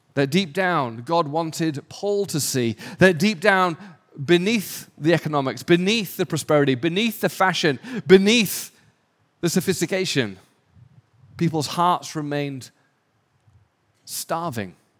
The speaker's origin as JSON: {"language": "English", "region": "England", "country": "United Kingdom", "also_born_or_lived": "London / Raleigh, North Carolina / Switzerland", "moved": "as an adult", "lives_now": "Los Angeles, United States", "said": "I'm English, my wife's Australian"}